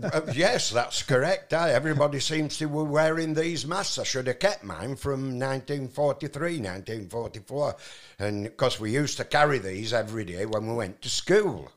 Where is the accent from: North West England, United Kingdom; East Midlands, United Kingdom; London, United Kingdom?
North West England, United Kingdom; Barnoldswick; moved away; also born or lived in Mittersill, Austria; I was born in the West Riding of Yorkshire